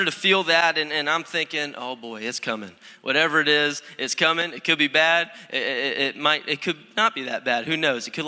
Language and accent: English; Connecticut, United States; moved away; also born or lived in Florida; I'm originally from Connecticut